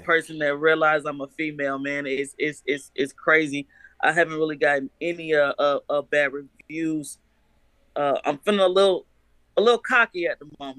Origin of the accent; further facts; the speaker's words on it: Chicago, Illinois, United States; now in Manhattan, Kansas, United States; I was born in Chicago. I actually live in Kansas at the moment.